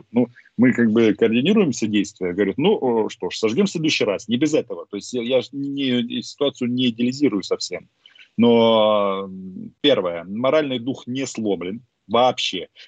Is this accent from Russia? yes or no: no; Ukraine; first language Russian; я по-русски да. вообще говорю идеально. Почему? Потому что это мой родной язык. Но дело в том, что вот таких людей, как я, с политической самоидентификацией украинской очень много.